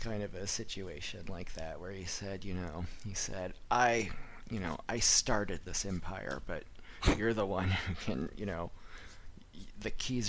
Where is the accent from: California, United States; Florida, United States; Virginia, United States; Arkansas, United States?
California, United States; Northern; I'm from Northern California.